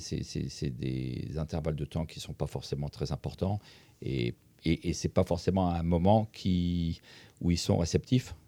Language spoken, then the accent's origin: French; Centre-Val de Loire, France; je suis originaire d'un petit village d'Indre-et-Loire